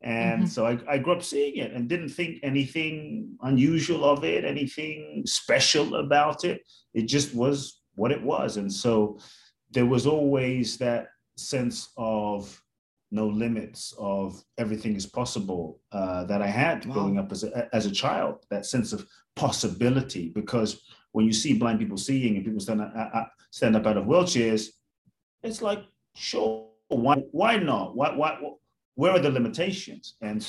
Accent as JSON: {"language": "English", "region": "London", "country": "United Kingdom", "tie": "born or raised there", "lives_now": "Mexico", "said": "I was born in Ghana, West Africa. My father's from Ghana, my mother's Japanese. I grew up in London, the US, now partly Mexico also."}